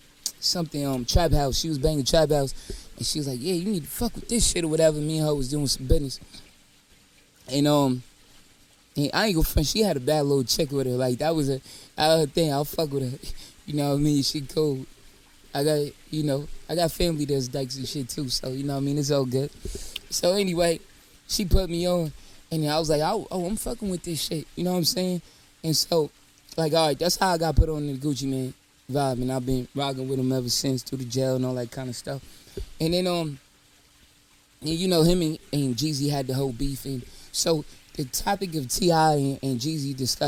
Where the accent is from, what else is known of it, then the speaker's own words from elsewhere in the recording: New York City, New York, United States; I'm from New York.